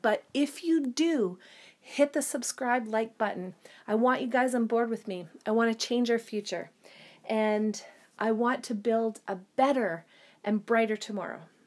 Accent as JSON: {"language": "English", "town": "Sudbury", "region": "Ontario", "country": "Canada", "tie": "born or raised there", "also_born_or_lived": "Calgary, Alberta", "moved": "as an adult", "said": "I grew up in Sudbury, Ontario, which is a city of about 100, 150,000 people."}